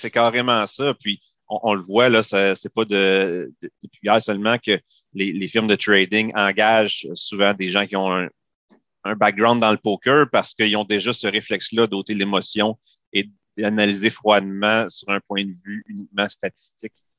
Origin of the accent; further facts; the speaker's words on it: Saint-Hyacinthe, Quebec, Canada; je suis, je viens de Saint-Hyacinthe